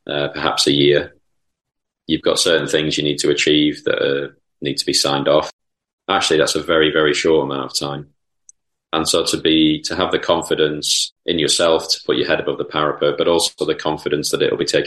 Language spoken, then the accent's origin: English; Lancashire, North West England, United Kingdom; also born or lived in Chorlton, Manchester; as a quite dour Lancastrian person